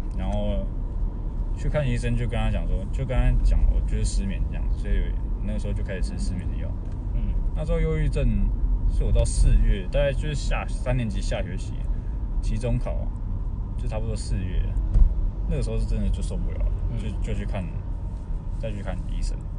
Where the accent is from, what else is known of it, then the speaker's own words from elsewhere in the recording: Tainan, Taiwan; moved away as an adult; also born or lived in Taipei; 因为我是台南人嘛